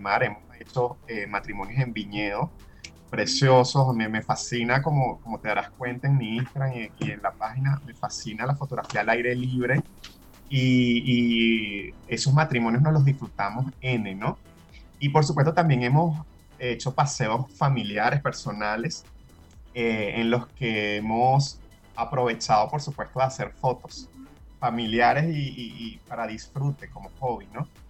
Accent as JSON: {"language": "Spanish", "country": "Venezuela", "moved": "yes", "lives_now": "Chile", "said": "al ser venezolano"}